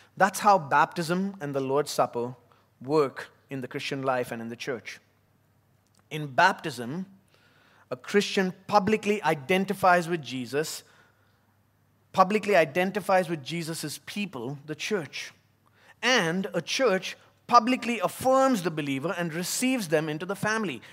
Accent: Chennai, Tamil Nadu, India; also born or lived in United States; now in Abu Dhabi, United Arab Emirates; my time growing up in South India, in the city of Chennai.

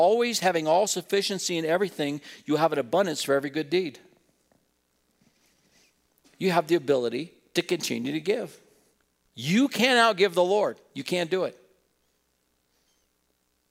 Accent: Wheatland, United States; growing up in Wheatland across the alley from a family

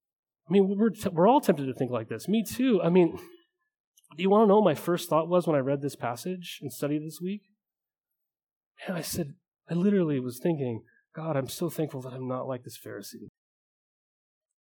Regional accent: Helena, Montana, United States; I grew up in a small town, or I thought it was huge, in Montana. It was Helena, Montana

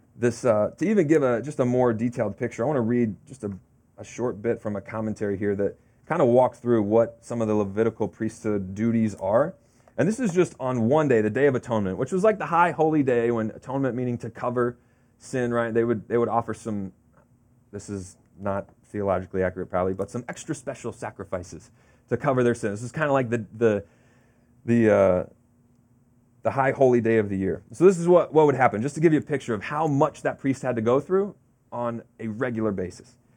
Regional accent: Florida, United States; now in New Jersey, United States; growing up in Florida, we had an in-ground pool, uh, as a kid

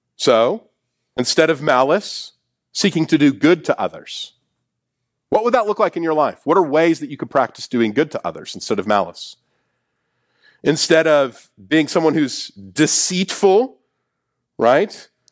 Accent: Kansas City, United States; I'm from Kansas City

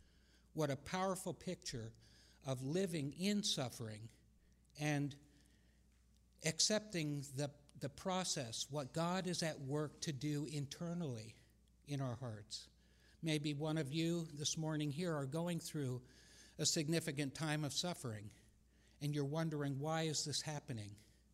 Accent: Japan; I never really liked being pointed at all the time when I was growing up in Japan and them saying, "Oh, gaijin da, you're never going to be one of us, you're one of them."

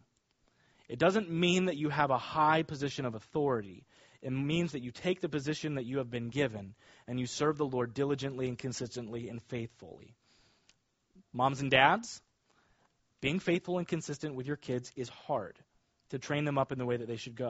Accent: Kansas, United States; now in Nassau County, United States; I grew up in Kansas near a lot of farmers.

